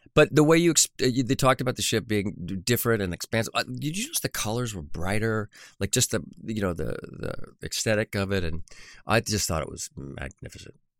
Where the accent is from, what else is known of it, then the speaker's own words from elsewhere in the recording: Orange County, California, United States; I grew up in Orange County